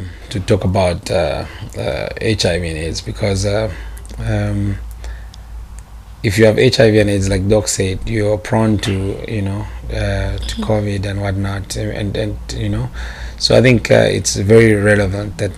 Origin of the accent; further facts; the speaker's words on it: Chongwe, Lusaka Province, Zambia; I'm solely by tribe, by the way. Yeah. I come from Chongwe